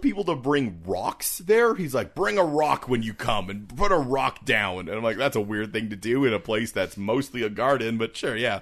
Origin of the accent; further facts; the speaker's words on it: Canada; we're Canadian